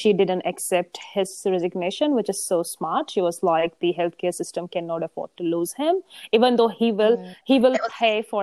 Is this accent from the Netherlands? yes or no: no; India; now in New Zealand; I grew up in India